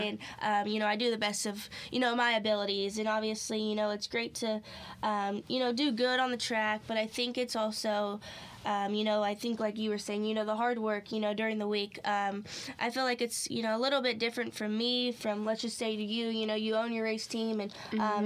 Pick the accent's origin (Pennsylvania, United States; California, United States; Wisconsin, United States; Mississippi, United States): California, United States; Clovis; moved away as an adult; now in North Carolina, United States; born and raised basically since I moved out here um, in California in the same town, Clovis